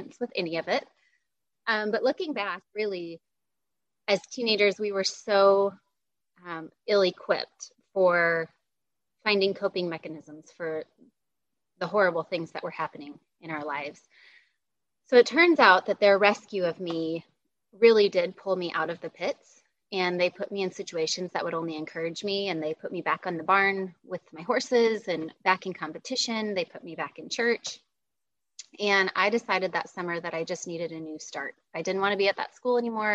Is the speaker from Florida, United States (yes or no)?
no; Littleton, Colorado, United States; moved away as an adult; now in North Carolina, United States; I live in North Carolina, but I grew up in Littleton, Colorado for the first 35 years of my life.